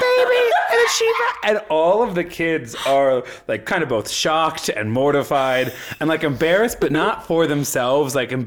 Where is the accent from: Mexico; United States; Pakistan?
United States; Midwest; from the Midwest